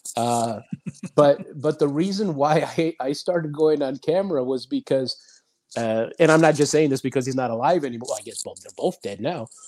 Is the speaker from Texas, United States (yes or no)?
no; Los Angeles, California, United States; It wasn't cool to be Latin in Los Angeles, believe it or not um, right. when I was coming up